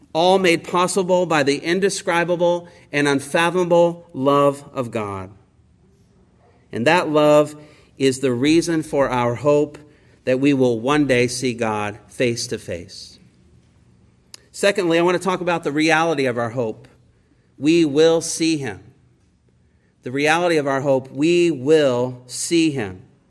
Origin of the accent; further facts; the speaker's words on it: Indiana, United States; also born or lived in Baltimore area; now in Baltimore, United States; I'm from Indiana